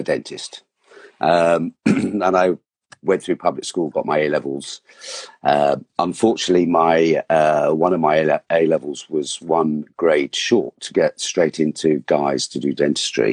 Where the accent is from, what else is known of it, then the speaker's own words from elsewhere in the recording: Surrey, South East England, United Kingdom; also born or lived in Hinchley Wood; I was brought up in Surrey